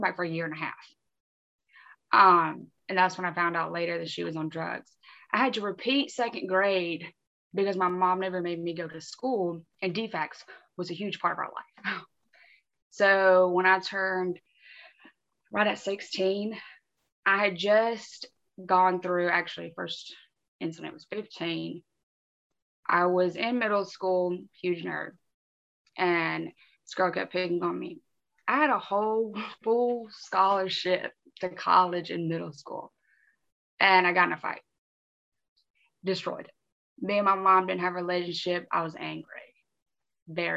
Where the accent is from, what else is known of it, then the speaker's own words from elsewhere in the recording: Wilmington, North Carolina, United States; I'm originally from Wilmington, North Carolina